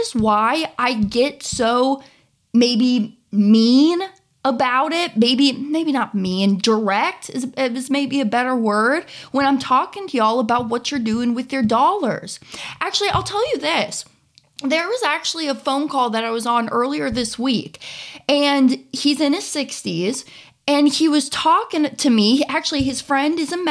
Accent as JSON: {"language": "English", "town": "Kansas City", "region": "Missouri", "country": "United States", "tie": "born or raised there", "also_born_or_lived": "Florida", "moved": "yes", "said": "I grew up in the Kansas City area"}